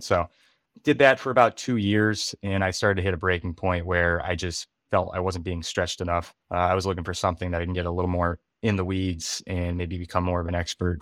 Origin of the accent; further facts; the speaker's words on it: western Massachusetts, United States; moved away; I'm from Massachusetts, and I kinda look back there, but I'm not from, like, the Boston area, I'm from the, uh, western part of the state